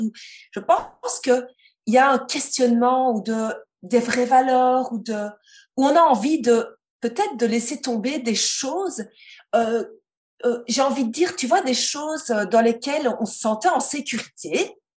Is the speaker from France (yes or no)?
no; Belgium; je suis belge